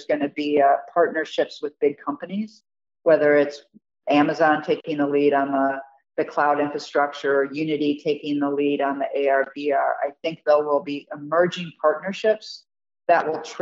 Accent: Michigan, United States; I'm originally from Michigan

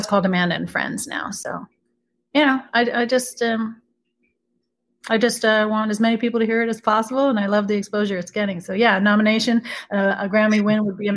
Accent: Beirut, Beirut Governorate, Lebanon; moved away; I'm originally from Beirut, Lebanon. So I have the bilingual Arabic English that comes

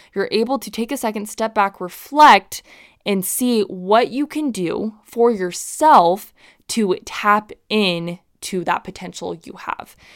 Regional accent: Utah, United States; growing up in Utah

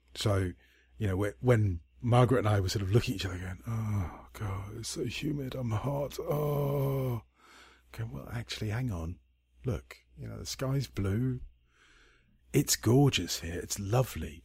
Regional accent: Scotland, United Kingdom; I'm a Scot

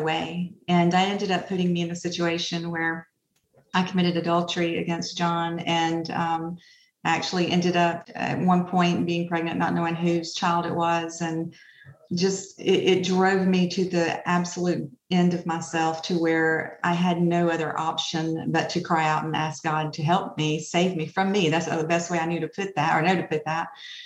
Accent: Opelika, Alabama, United States; I am from Opelika, Alabama, of course, and I grew up in a pretty hard situation most of my life.

